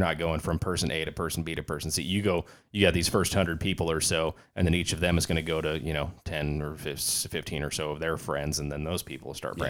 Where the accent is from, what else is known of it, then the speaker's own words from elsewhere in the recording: California, United States; now in Arizona, United States; I am from California originally